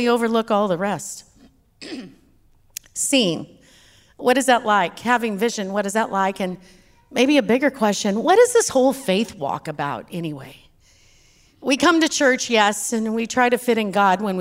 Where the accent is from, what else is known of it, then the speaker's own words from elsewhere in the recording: Texas, United States; accent: Texas; my Texas accent.